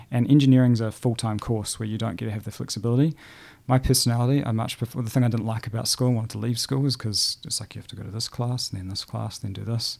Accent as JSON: {"language": "English", "town": "Christchurch", "region": "Canterbury", "country": "New Zealand", "tie": "born or raised there", "also_born_or_lived": "New Plymouth / Hanmer Springs", "said": "I was born in the North Island, but I think I moved here when I was about six or eight weeks old. So I feel very much like a South Islander and a Cantabrian"}